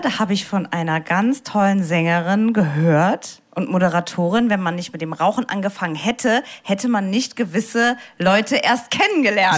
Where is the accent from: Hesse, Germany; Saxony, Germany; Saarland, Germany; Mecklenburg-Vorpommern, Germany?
Saarland, Germany; Saarbrücken; Ich bin ja aus Saarbrücken